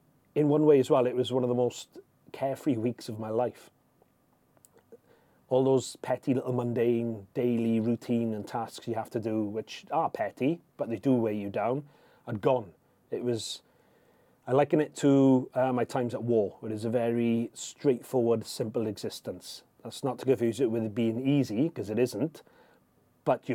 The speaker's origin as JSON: {"language": "English", "country": "United Kingdom", "said": "I'm British"}